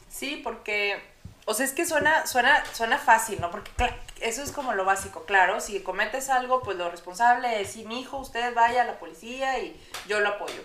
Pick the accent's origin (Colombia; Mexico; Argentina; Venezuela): Mexico; Monterrey, Nuevo León; en Monterrey, en mi ciudad natal